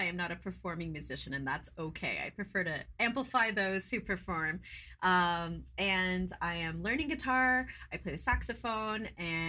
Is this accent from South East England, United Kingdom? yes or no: no; London, United Kingdom; when I'm thinking like teen angst, like growing up in London, like this is what I love to listen to.